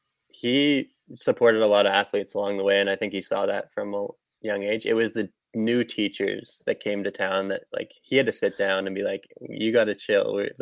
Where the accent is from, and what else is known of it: Whistler, British Columbia, Canada; born or raised there